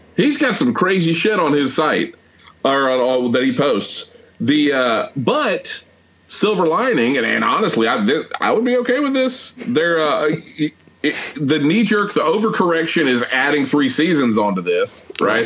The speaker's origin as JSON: {"language": "English", "town": "Atlanta", "region": "Georgia", "country": "United States", "tie": "born or raised there", "said": "growing up in Atlanta"}